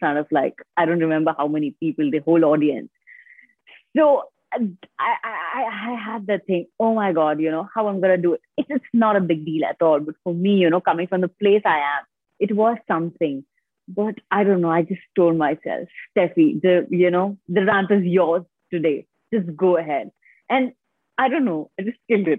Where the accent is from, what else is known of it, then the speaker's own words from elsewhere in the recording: Jharkhand, India; I have completely been born and brought up in India